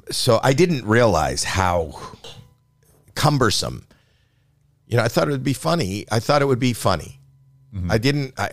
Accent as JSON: {"language": "English", "country": "Canada", "lives_now": "United States", "said": "The first time I came over the border from Canada, I didn't have the right paperwork"}